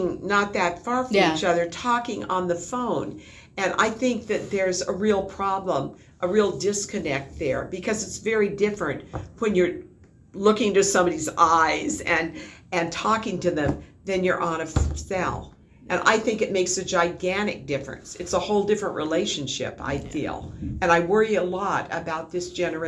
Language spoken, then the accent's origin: English; Anchorage, Alaska, United States; I went to high school at West High, because when I started, that was the only high school there was here. It was Anchorage High at that time.